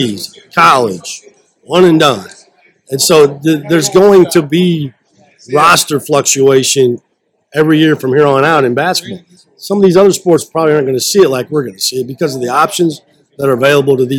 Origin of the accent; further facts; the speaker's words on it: Iowa, United States; I'm from Iowa, but I always tell them I'm from the show me state